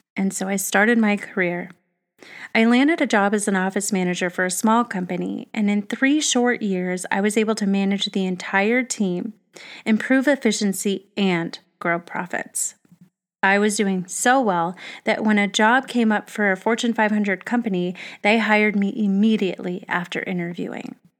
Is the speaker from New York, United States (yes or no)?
no; Arizona, United States; I grew up in Arizona